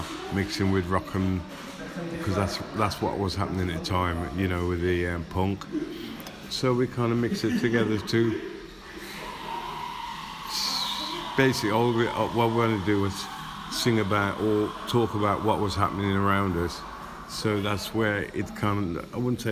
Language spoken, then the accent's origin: English; Rugby, West Midlands, United Kingdom; moved away; also born or lived in Coventry; I grew up in Rugby, then moved to Coventry.